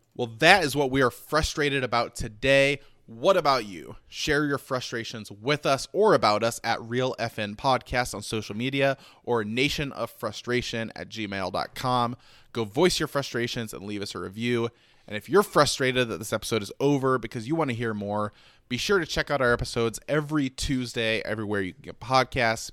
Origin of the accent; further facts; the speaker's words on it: Detroit, Michigan, United States; I'm from Detroit